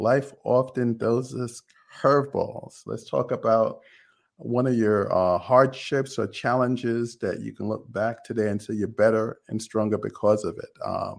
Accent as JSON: {"language": "English", "town": "Freeport", "region": "New York", "country": "United States", "said": "Okay, I'm from Long Island."}